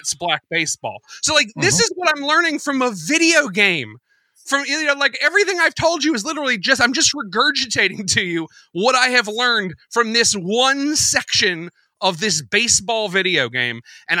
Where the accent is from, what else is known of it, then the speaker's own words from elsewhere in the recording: United States; as an American